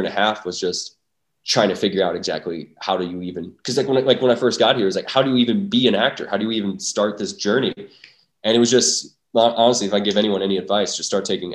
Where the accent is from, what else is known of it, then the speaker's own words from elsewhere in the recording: North Dakota, United States; Well, I'm from North Dakota. And growing up, there's not a lot to do in North Dakota.